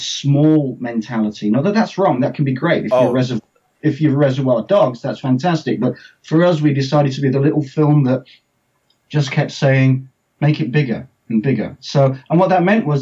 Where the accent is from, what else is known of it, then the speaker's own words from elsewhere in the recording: England, United Kingdom; accent: English; as you can tell from my accent, I'm English. I'm the English person